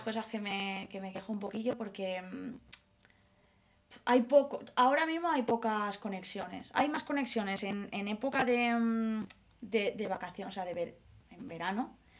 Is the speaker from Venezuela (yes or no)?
no; Mallorca, Balearic Islands, Spain; also born or lived in Madrid; now in Ibiza, Spain; yo soy de Mallorca y me he ido a Ibiza a trabajar